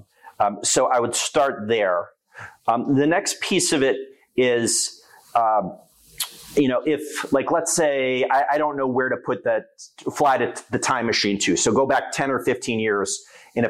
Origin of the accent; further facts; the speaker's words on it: New York, United States; now in Rochester, United States; I'm a New Yorker. I've spent a significant portion of my life in New York City